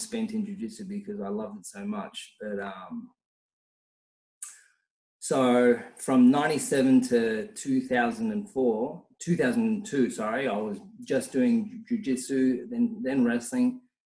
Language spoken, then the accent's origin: English; a smaller city an hour from Melbourne, Victoria, Australia; in my hometown, which, you know, it's an hour from Melbourne. It's like it's a smaller city